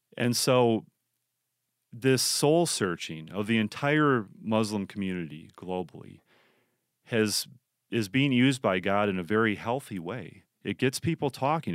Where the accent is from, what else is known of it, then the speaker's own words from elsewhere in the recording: United States; we as American Christians